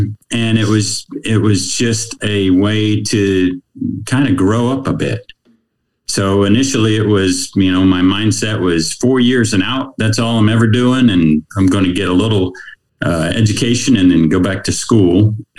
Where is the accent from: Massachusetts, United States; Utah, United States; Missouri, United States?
Missouri, United States; Small town, USA. I think it's probably 36,000 people strong now, close to that back then. So it hasn't changed a whole bunch. It's a college town, but it was quintessential Americana.